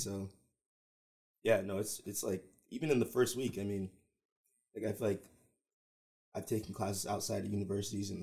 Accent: Georgia, United States; I'm from Georgia

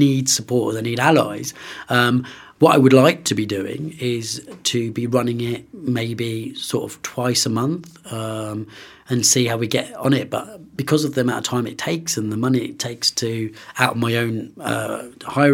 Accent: London, United Kingdom; also born or lived in Oxford / Bristol; now in Birmingham, United Kingdom; I'm originally from London

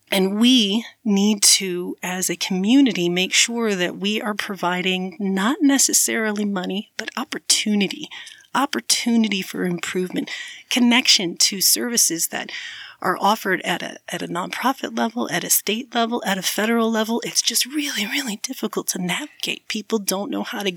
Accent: Chicago, Illinois, United States; now in Ogden, United States; I was born and raised in Chicago

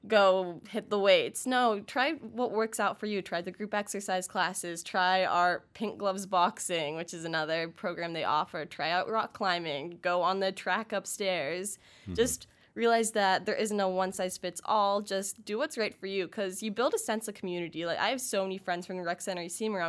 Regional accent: Pittsburgh, Pennsylvania, United States; moved away; I'm actually from Pittsburgh

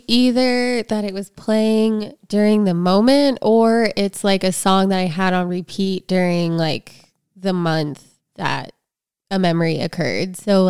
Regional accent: East Coast, United States; I grew up on the East Coast, and so you could drive from Pennsylvania to Atlantic City, and it was really easy.

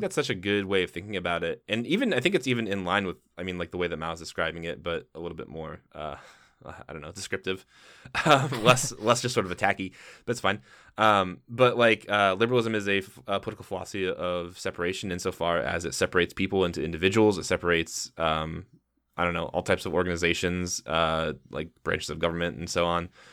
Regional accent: Midwest, United States; we are from the Midwest

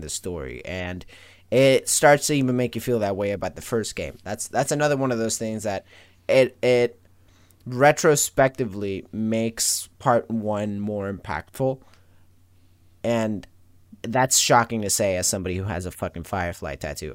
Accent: Venezuela; I am from Venezuela, born

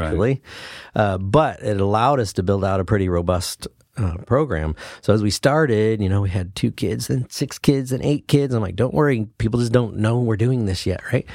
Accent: Brookings, Oregon, United States; I grew up in Brookings, Oregon. So that's where I went. My whole school career was there

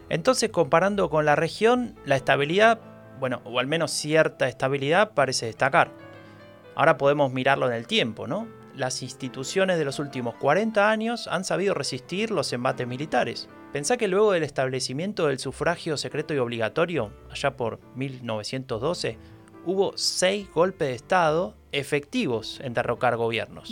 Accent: Buenos Aires, Argentina; Nací en 1983, en Buenos Aires

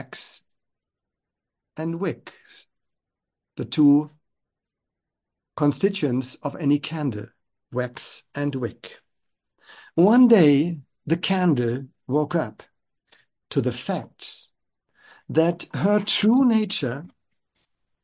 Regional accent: Germany; I grew up in Germany

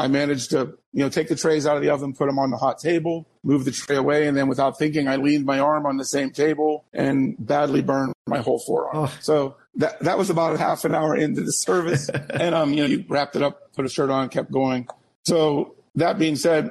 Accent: Pittsburgh, Pennsylvania, United States; moved away as an adult; now in Erie, United States; a shop I grew up with back in Pittsburgh

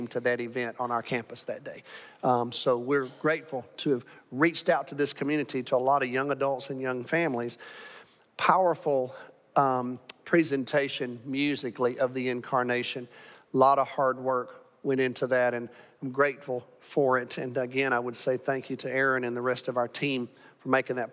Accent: Alabama, United States; now in Arlington, United States; I'm from Alabama.

